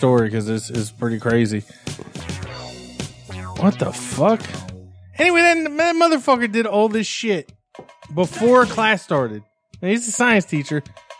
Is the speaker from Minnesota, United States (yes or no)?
no; Florida, United States; when you grew up in Florida